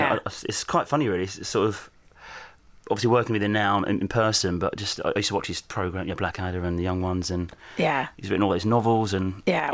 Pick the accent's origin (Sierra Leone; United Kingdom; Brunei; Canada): United Kingdom; Southend-on-Sea, East of England; I'm from Southend.